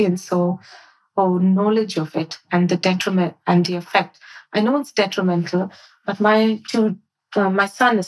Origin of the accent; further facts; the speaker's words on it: India; now in United Kingdom; I grew up in India, so my education was very different